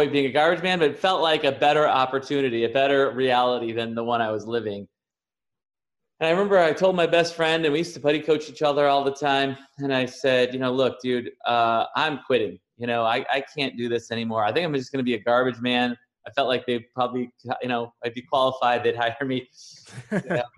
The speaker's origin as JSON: {"language": "English", "town": "Chicago", "region": "Illinois", "country": "United States", "also_born_or_lived": "San Diego", "moved": "yes", "lives_now": "Puerto Rico", "said": "I'm originally from Chicago. I lived in San Diego for the last 16 years and just moved to Puerto Rico a few weeks ago"}